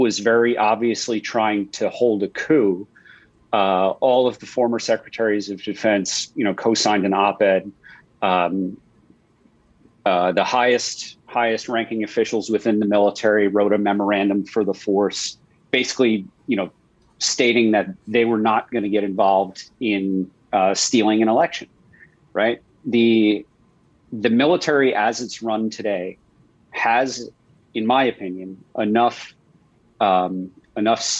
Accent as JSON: {"language": "English", "area": "Long Island", "region": "New York", "country": "United States", "tie": "born or raised there", "said": "in Long Island, like all my friends were, half my friends were Jewish. You know, if you were Christian, you were Irish or Italian. Like that was the tiny little world that I grew up in."}